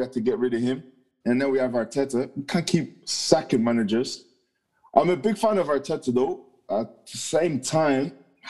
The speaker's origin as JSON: {"language": "English", "region": "London", "country": "United Kingdom", "tie": "born or raised there", "moved": "yes", "lives_now": "Dublin, Ireland"}